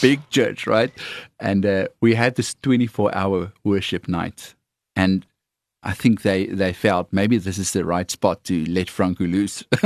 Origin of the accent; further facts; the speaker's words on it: South Africa; accent: Afrikaans; my Afrikaans accent